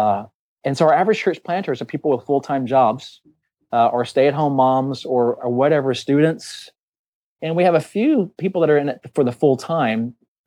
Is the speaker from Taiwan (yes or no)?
yes; Taiwan; And I grew up in Taiwan